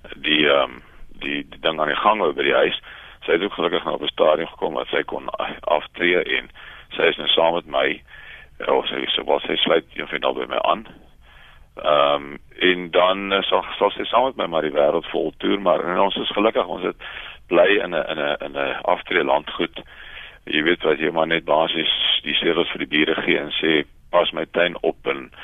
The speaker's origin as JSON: {"language": "Afrikaans", "country": "South Africa"}